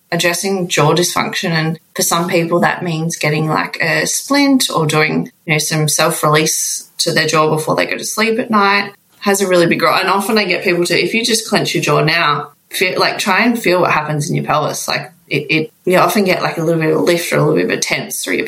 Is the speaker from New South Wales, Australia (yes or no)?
no; Melbourne, Victoria, Australia; I'm from Melbourne